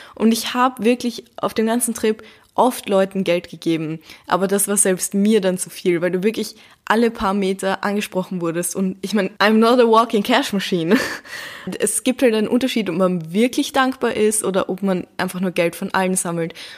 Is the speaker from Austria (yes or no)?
yes; Vienna, Austria; bei uns in Wien